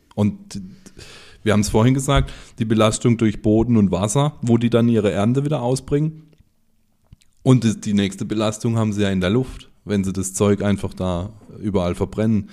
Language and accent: German; Germany; bei uns in Deutschland